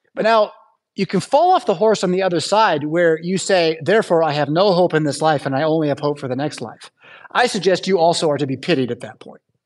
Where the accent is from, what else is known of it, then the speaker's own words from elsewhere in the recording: United States; as an American